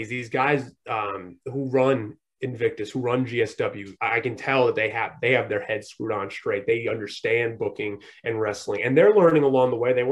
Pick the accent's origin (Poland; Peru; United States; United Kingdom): United States; New England; I'm from New England, so I've always followed Barstool